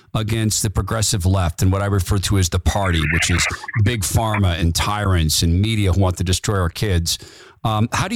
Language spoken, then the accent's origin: English; Northern Idaho, Eastern Washington, United States; I grew up around Eastern Washington, Northern Idaho.